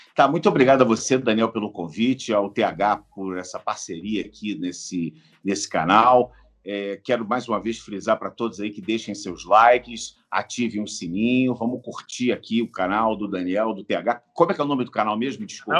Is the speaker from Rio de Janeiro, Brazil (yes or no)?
yes; Rio de Janeiro, Brazil; eu moro no Rio, quer dizer, eu estou em São Paulo, mas eu sou do Rio de Janeiro